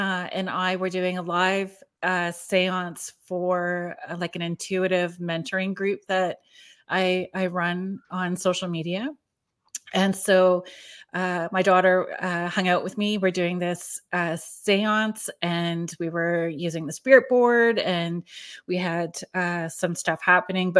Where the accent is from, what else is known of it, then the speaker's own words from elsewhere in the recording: Sault Ste. Marie, Ontario, Canada; I'm from Sault Ste. Marie.